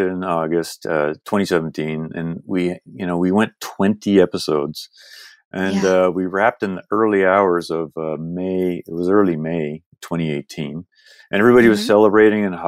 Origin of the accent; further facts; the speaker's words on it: United Kingdom; also born or lived in Canada; now in Toronto, Canada; I'm also British.